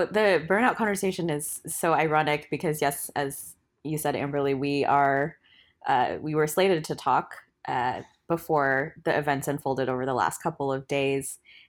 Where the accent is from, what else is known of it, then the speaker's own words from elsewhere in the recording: Portland, Oregon, United States; I use she, they pronouns. I am from Portland, Oregon